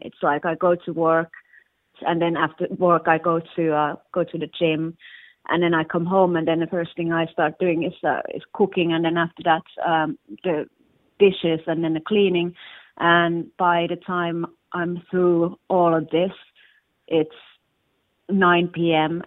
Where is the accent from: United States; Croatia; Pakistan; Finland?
Finland; now in London, United Kingdom; I'm from originally from Finland. Now I live in in Hackney in London